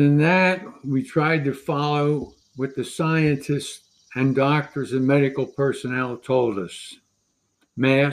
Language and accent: English; Philadelphia, Pennsylvania, United States; I was born and lived in Southwest Philadelphia for the first 9 years of my life